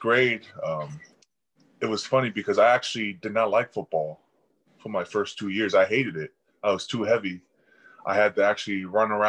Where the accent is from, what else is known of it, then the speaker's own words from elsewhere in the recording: Chico, California, United States; Chico, because everyone was kind of in the same area. I was the only one up north that far